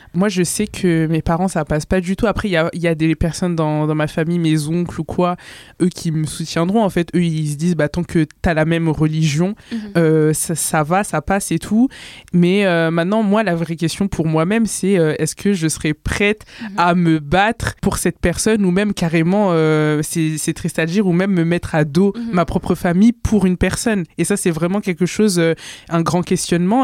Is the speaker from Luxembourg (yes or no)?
no; France; je suis 100% comorienne, mais je suis née en France, donc quelque part, je suis, française